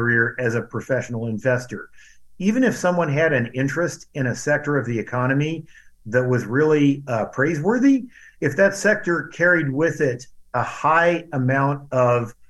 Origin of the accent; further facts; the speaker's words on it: Cedar Rapids, Iowa, United States; also born or lived in northern Indiana; now in Indiana, United States; A lot of people where I grew up in Cedar Rapids, Iowa, worked for a firm called Rockwell Collins